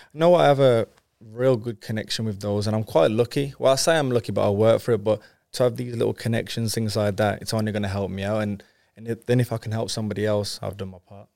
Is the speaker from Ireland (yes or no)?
no; Wolverhampton, West Midlands, United Kingdom; I'm from Wolverhampton, but uh, my dad's background is Jamaican